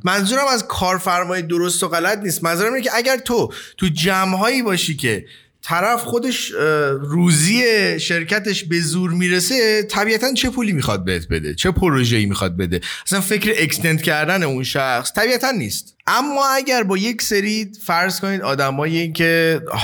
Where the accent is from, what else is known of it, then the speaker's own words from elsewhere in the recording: Iran; به عنوان یک ایرانی